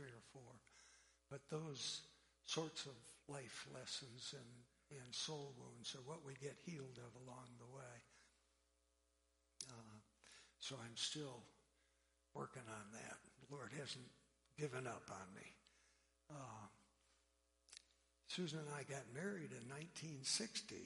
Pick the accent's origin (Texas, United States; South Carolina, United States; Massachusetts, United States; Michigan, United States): Michigan, United States; an island south of Detroit; also born or lived in Pennsylvania; I was born in Pennsylvania and sprinkled as an infant in a Presbyterian church. We moved to an island south of Detroit when I was a year old